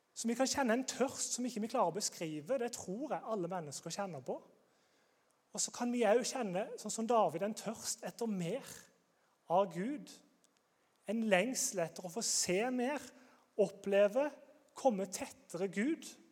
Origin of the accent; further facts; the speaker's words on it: Grimstad, Agder, Norway; Jeg er fra Grimstad.